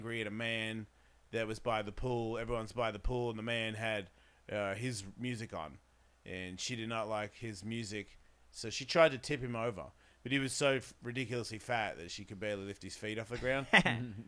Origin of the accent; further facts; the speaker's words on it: Australia; I'm from Australia.